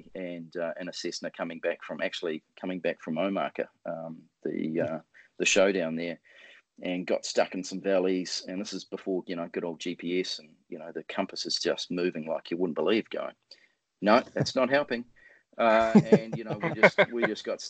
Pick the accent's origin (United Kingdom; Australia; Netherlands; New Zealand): New Zealand; being a Kiwi